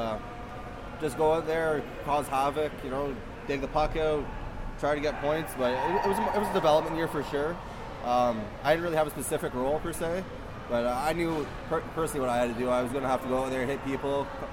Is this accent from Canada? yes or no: yes; Ottawa, Ontario, Canada; I grew up in Barrhaven, so I played for the Nepean Raiders